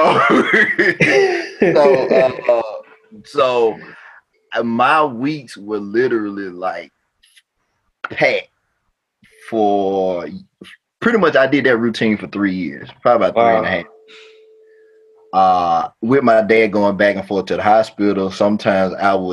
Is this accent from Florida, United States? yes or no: no; New Orleans, Louisiana, United States; moved away as an adult; also born or lived in Baton Rouge, Louisiana / Jackson; I'm from Louisiana, born in Baton Rouge. We stayed in New Orleans